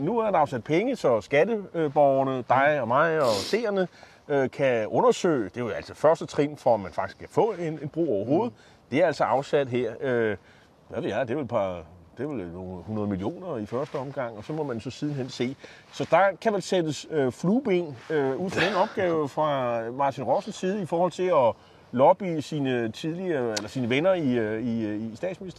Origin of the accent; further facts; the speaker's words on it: Copenhagen, Capital Region of Denmark, Denmark; nu er jeg jo fra København